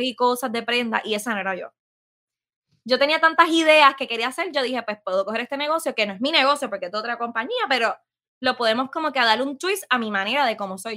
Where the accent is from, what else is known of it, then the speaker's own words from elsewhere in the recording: San Sebastián, Puerto Rico; also born or lived in Aguadilla, Puerto Rico; siempre voy a decir que soy de Pepiniana, porque literalmente toda mi vida me crié allí.